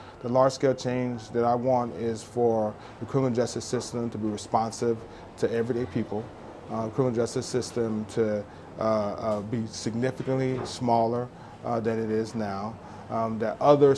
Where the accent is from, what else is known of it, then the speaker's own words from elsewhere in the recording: Dallas, Texas, United States; growing up in Dallas, Texas in the 80s